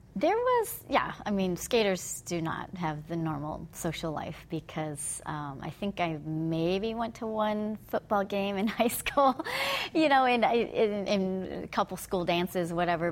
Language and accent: English; Fremont, California, United States; also born or lived in Hayward, California; grew up in Fremont, which is was sleepy town back then